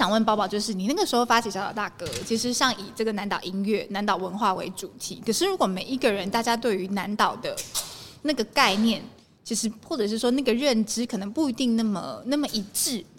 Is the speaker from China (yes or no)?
no; Taiwan; 大家互相就是在介绍的时候，听到我们来自台湾，大家就会讲说哦，Mother Island